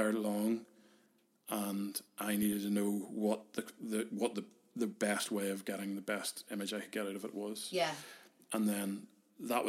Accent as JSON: {"language": "English", "town": "Carrickfergus", "region": "Northern Ireland", "country": "United Kingdom", "tie": "born or raised there", "also_born_or_lived": "Belfast", "said": "We were growing up in Carrick"}